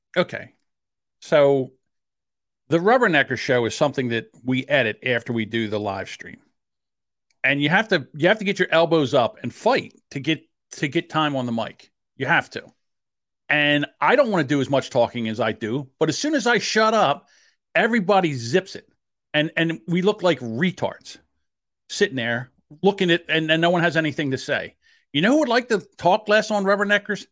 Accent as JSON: {"language": "English", "region": "New Jersey", "country": "United States", "accent": "South Jersey", "said": "I have a South Jersey accent"}